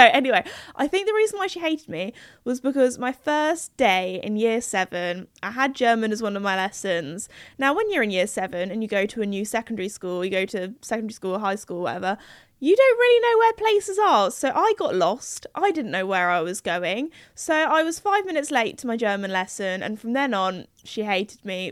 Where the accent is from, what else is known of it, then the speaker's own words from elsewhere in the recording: United Kingdom; in the U K, we have, we're very well known when we go to foreign countries for not being the best at speaking foreign languages.